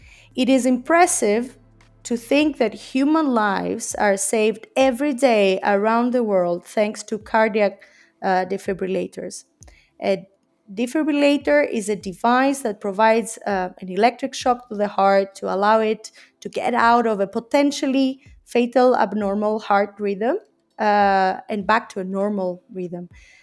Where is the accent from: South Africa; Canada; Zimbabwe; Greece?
Greece; moved away as an adult; now in Geneva, Switzerland; In 2009, I came from Greece to Geneva in Switzerland to continue my studies in international relations and diplomacy, and then I stayed.